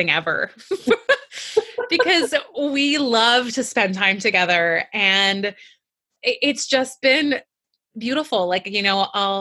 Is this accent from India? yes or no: no; Iran; moved away; also born or lived in Canada; I grew up in Iran and I was raised during the war and my family immigrated to Canada